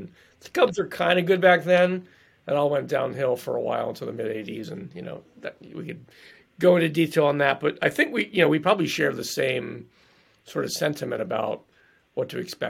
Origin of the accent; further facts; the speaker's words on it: East Coast, United States; now in Chicago, United States; Like, I grew up Catholic on the East Coast. I was an altar boy.